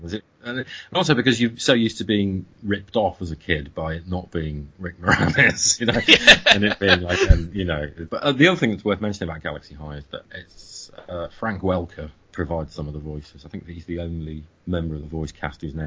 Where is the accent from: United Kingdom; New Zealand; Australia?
United Kingdom; as a British person